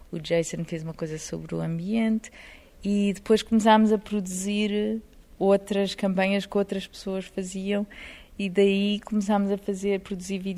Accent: Portugal; Eu sou portuguesa, tínhamos

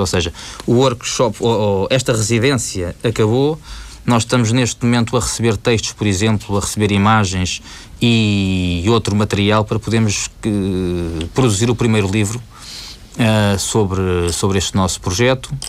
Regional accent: Portugal; moved away; sendo o meu país de origem

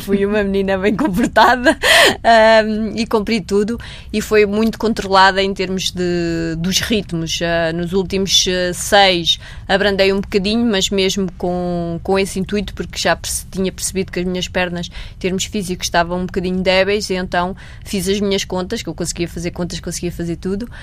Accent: Maia, Norte, Portugal; sempre representei o clube da minha cidade

